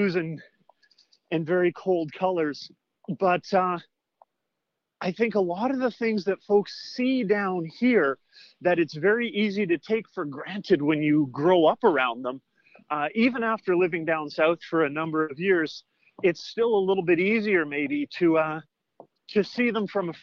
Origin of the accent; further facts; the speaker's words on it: Northwest Territories, Canada; I'm from the Northwest Territories originally